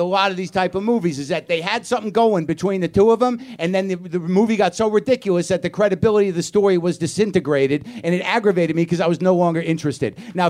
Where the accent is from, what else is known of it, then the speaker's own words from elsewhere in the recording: Staten Island, New York, United States; I know. I'm from Staten Island. I used to live, breathe, and eat trauma.